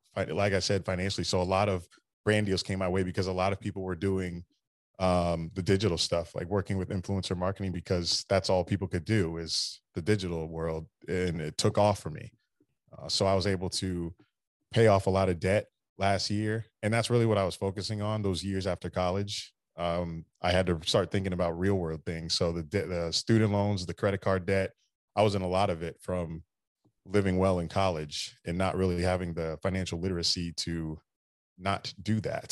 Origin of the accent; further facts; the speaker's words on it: Daytona Beach, Florida, United States; I grew up in Daytona Beach, so I've always been going to the Daytona five hundred with my dad